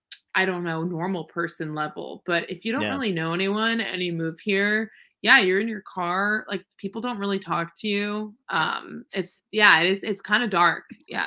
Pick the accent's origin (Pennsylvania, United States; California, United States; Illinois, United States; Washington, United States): California, United States; Los Angeles; Like, yeah, why am I from the Valley? Like, this is so fucked. But I grew up in Studio City.